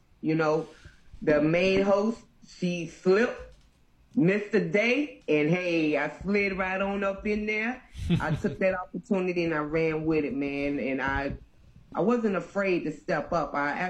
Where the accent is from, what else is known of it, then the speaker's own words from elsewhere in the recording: Durham, North Carolina, United States; also born or lived in Brooklyn, New York; now in Houston, United States; I'm from Durham, North Carolina, sprinkled with Brooklyn, New York. And right now, I'm in Houston, Texas, Longhorn State, baby, put it up.